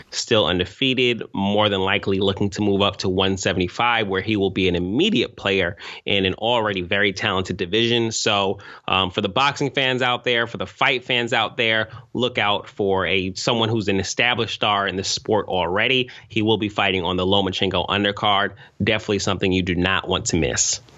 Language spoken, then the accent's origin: English; East Coast, United States; as an East Coast nigga